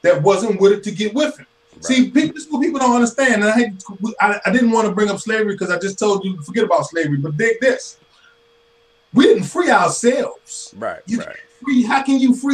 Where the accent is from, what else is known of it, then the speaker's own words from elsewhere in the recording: United States; I am a black man, but I'm an American.